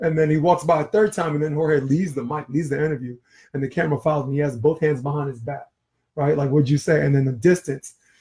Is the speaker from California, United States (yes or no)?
no; New York City, New York, United States; I grew up in Flatbush, Brooklyn, New York.